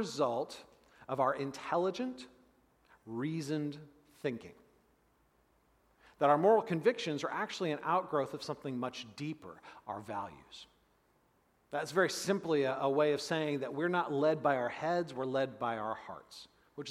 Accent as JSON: {"language": "English", "country": "United States", "said": "us as modern American Christians"}